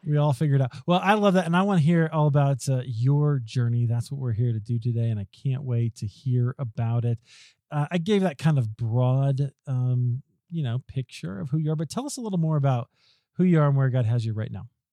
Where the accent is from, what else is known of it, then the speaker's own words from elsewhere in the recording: Iowa, United States; I'm from Iowa